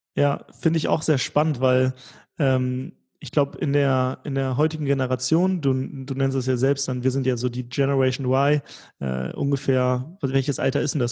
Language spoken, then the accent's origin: German; Germany